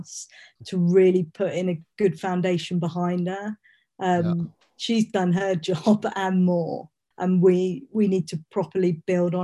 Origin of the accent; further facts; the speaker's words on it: United Kingdom; being a Brit